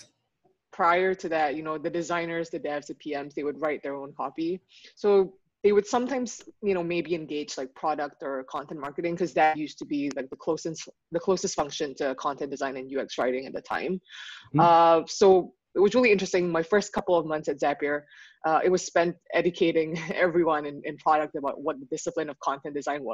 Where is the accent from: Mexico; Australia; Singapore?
Singapore; moved away as an adult; now in Vancouver, Canada; I am currently in Vancouver, BC, but I am originally from Singapore.